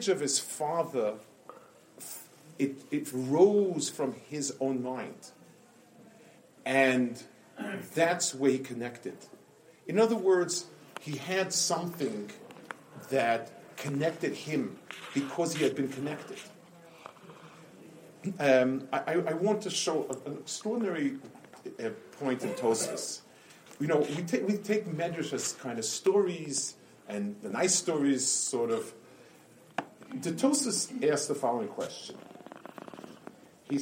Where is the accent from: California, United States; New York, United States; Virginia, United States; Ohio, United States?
New York, United States; New York City; When I grew up on Lower East Side